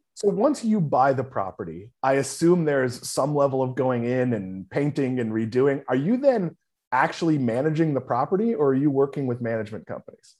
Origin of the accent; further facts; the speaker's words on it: New England, United States; now in Florida, United States; I grew up in New England